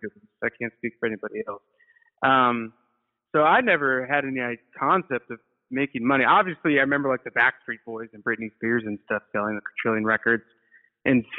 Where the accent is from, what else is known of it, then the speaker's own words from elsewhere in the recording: Rockford, Illinois, United States; moved away as an adult; also born or lived in Chicago, Illinois; now in New York, United States; I grew up in Rockford, Illinois, which is a pretty pilled out sort of city